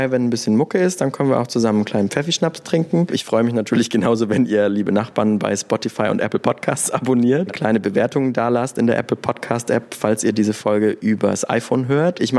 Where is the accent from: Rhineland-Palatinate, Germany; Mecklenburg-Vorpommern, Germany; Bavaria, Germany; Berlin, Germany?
Rhineland-Palatinate, Germany; Mainz; Nee, von außerhalb. Bin in Bretzenheim aufgewachsen.